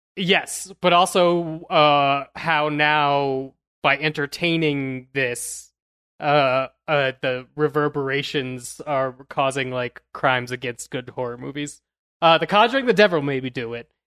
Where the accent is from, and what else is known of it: Louisville, Colorado, United States